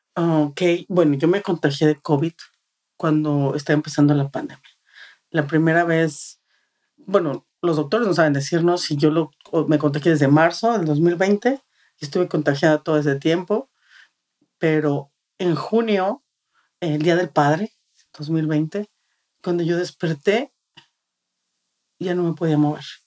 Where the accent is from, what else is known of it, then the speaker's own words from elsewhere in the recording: Mexico City, Mexico; moved away as an adult; now in Texas, United States; Nosotros ah, llegamos aquí hace ocho años, somos de la Ciudad de México